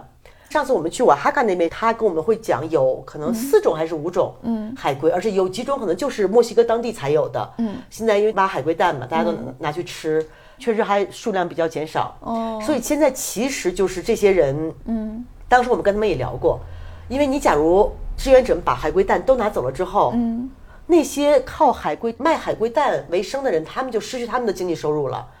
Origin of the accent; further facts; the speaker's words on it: China; 然后呢，当时他来的那天晚上，正好我和我一个朋友，一个香港女孩，我们在做饭。因为你做饭，我们中国人就是我不可能我做饭让你看着